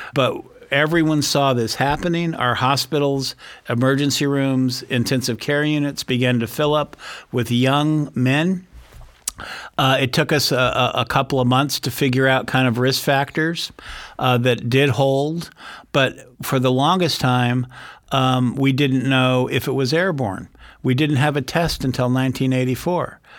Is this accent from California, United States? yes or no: yes; San Francisco Bay Area, California, United States; born or raised there